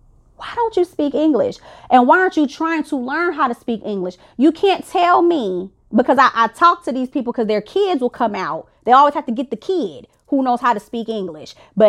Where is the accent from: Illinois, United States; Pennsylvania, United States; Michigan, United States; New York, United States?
Illinois, United States; I'm from the South Chicagoland suburbs, and in Chicago, period, we got like Chinatown